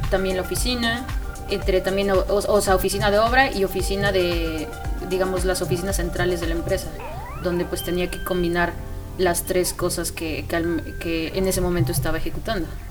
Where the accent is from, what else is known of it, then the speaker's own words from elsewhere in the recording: Mexico City, Mexico; also born or lived in Querétaro; yo soy de, de la Ciudad de México